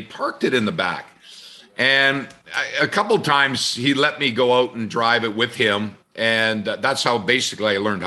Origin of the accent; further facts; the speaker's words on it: Red Deer, Alberta, Canada; my hometown in Red Deer